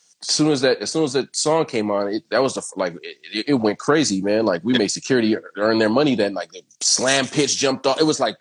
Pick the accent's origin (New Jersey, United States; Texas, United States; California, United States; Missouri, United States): California, United States; Venice; Ev growing up in Venice, like there was a lot of that around.